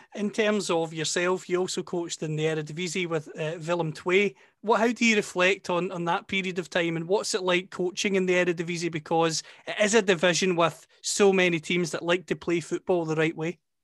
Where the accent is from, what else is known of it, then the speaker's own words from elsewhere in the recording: Scotland, United Kingdom; accent: Scottish; you can tell from my accent, of course, that I'm from Scotland